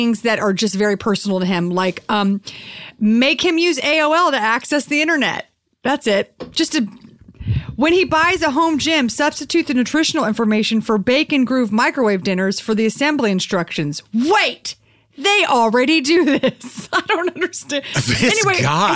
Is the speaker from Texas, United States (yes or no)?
yes; Texas, United States; moved away; As someone who grew up in Texas